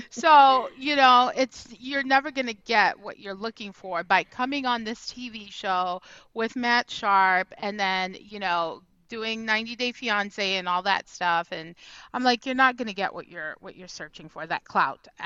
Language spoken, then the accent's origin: English; Trinidad & Tobago; because I was born and raised in Trinidad